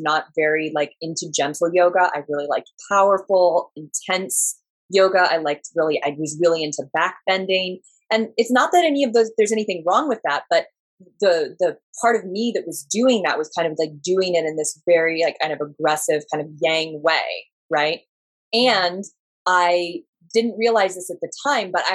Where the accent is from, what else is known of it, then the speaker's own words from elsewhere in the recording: Southern Oregon, United States; moved away; Well, I'm originally from Southern Oregon and I grew up there.